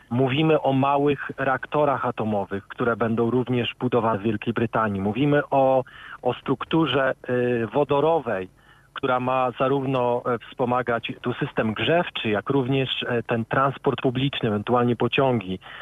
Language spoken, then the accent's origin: Polish; Szczecin, West Pomeranian Voivodeship, Poland; moved away as an adult; now in United Kingdom; Prawie 15 lat temu wyjechałem z Polski, ale pochodzę ze Szczecina